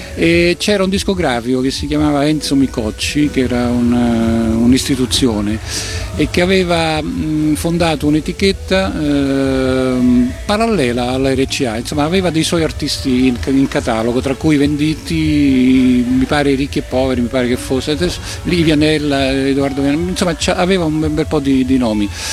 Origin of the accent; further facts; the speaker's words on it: Rome, Lazio, Italy; noi siamo di Roma